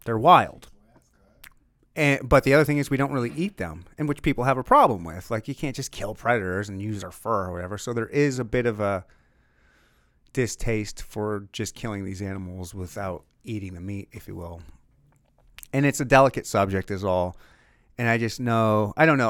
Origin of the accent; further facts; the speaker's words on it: Michigan, United States; I'm from Michigan